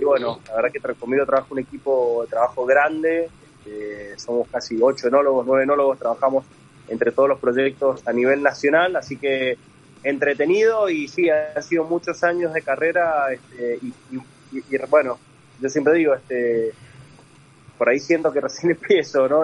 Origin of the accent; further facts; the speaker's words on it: Luján de Cuyo, Mendoza, Argentina; soy mendocino, eh, nací, en Luján de Cuyo.